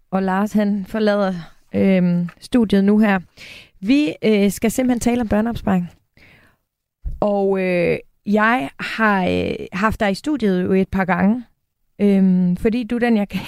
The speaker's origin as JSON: {"language": "Danish", "region": "Jutland", "country": "Denmark", "said": "Og jeg er jo også jyde"}